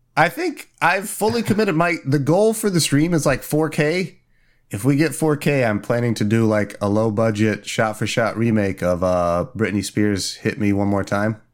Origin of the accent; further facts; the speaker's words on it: Indiana, United States; moved away; In Indiana, my home state